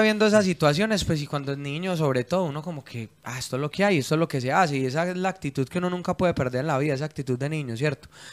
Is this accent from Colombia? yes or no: yes; Medellín, Antioquia, Colombia; yo soy como paisa